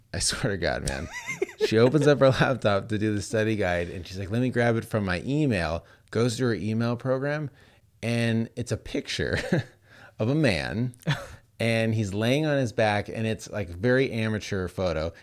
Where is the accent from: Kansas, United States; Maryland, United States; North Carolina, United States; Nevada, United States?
Nevada, United States; Las Vegas; you and I grew up in Las Vegas